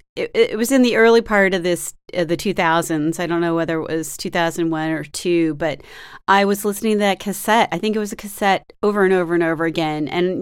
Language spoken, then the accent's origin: English; Bay Area, California, United States; I'm from the Bay Area, too.